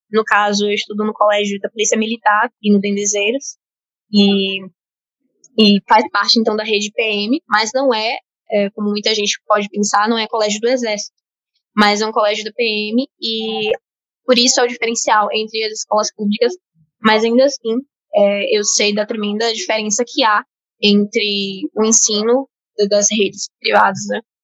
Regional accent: Salvador, Bahia, Brazil; Eu sou de Salvador, Bahia, então também sou time Nordeste

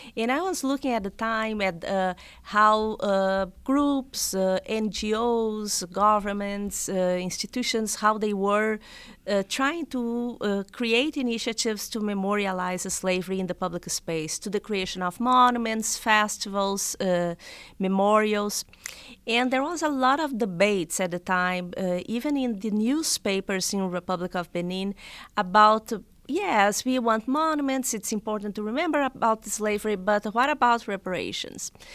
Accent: South Region, Brazil; English is a second language; moved away as an adult; now in United States; I was born and raised in Brazil

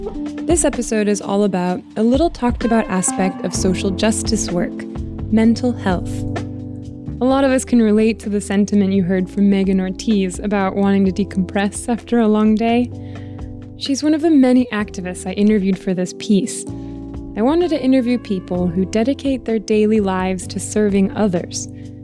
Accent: Southern California, United States; I was born and raised in Southern California, but my parents and siblings came from Mexico.

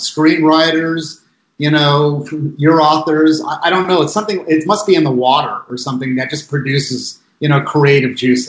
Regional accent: Pasadena, California, United States; I grew up in Eastern Pasadena, which didn't have sort of the West Pasadena cachet of wealth and privilege and, you know, vapors of Millionaire Row swirling about.

